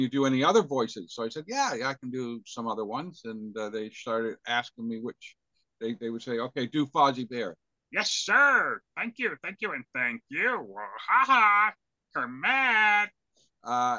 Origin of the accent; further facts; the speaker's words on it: Linden, Nova Scotia, Canada; I was born and raised around Linden, which is 20 miles between outside of Amherst, Nova Scotia. I grew up in a farming community kind of thing